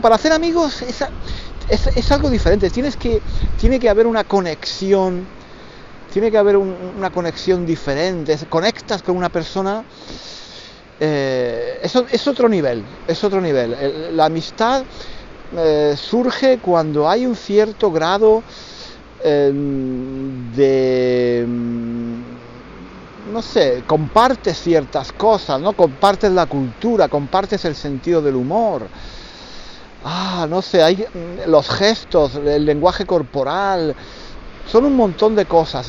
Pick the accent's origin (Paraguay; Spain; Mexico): Spain; Granada, Andalusia; moved away as an adult; now in London, United Kingdom; nací en España, nací en el sur de España, en Granada. Soy de Granada